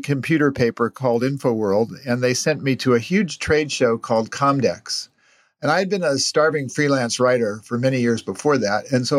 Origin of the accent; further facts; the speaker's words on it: Stanford, California, United States; I grew up around Stanford